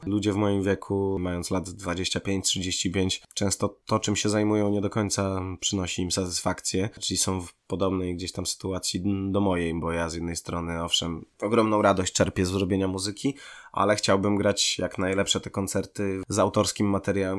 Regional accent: Łomża, Podlaskie Voivodeship, Poland; moved away as an adult; also born or lived in Gdańsk-Wrzeszcz / Sopot; now in Gdańsk, Poland; z mojego rodzinnego miasta Złomży

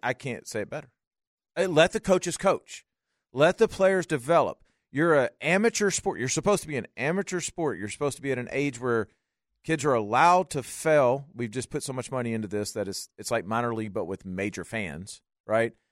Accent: Louisiana, United States; I'm from Louisiana

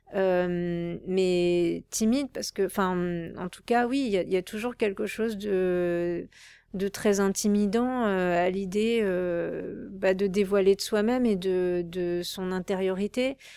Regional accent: Créteil, Île-de-France, France; j'ai grandi avec ma mère qui qui m'a élevée seule, avec ma soeur et on vivait en banlieue parisienne, c'était vraiment pas joli, même si Créteil c'est une ville fleurie

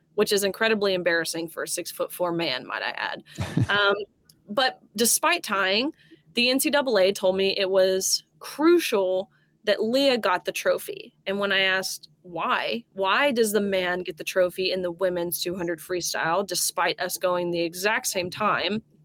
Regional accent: Tennessee, United States; I'm a Tennessean, I'm from Tennessee

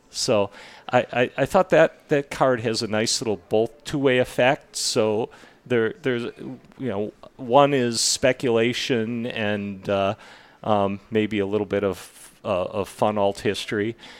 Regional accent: Illinois, United States; born or raised there; also born or lived in Milwaukee, Wisconsin; now in Grand Junction, United States

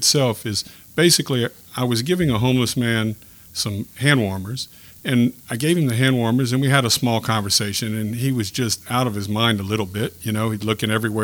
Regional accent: Lafayette, Louisiana, United States; now in Youngsville, United States; I'm from Lafayette, born and raised

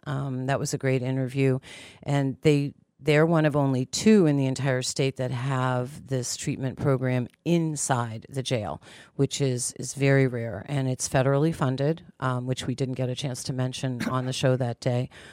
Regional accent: Pittsburgh, Pennsylvania, United States; moved away; I'm originally from Pittsburgh, Pennsylvania, and my grandmother would take me into the city for shopping days

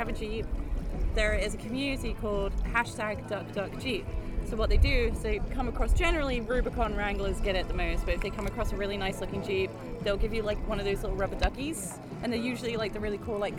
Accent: United Kingdom; now in United States; as a Brit over here

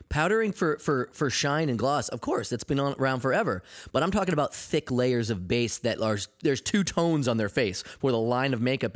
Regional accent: Maine, United States; being in Maine, um, growing up, uh, I was, I was the ethnic kid.

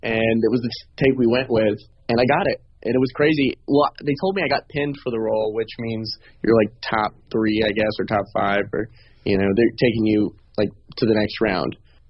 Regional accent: Augusta, Georgia, United States; also born or lived in Atlanta, Georgia; I'm from Augusta, Georgia, originally

